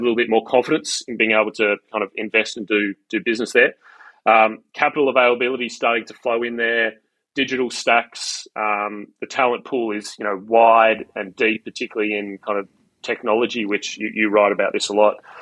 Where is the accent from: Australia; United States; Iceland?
Australia; Australia is just you know I, it's it's my home country.